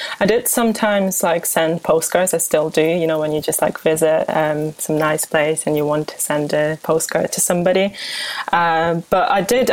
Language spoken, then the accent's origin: English; Kyiv, Ukraine; moved away as an adult; also born or lived in Oxfordshire, United Kingdom / Leeds, United Kingdom; now in United Kingdom; I'm a journalist from Kyiv, Ukraine, where I lived most of my life